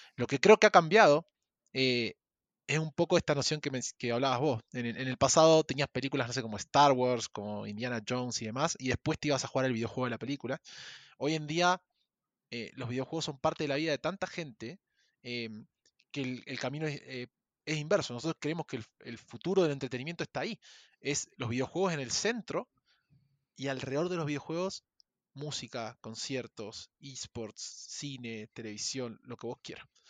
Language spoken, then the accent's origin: Spanish; Argentina; moved away as an adult; also born or lived in Chile; now in Mexico; yo soy argentino, viví en Chile cinco años y hace dos años me vine a vivir a México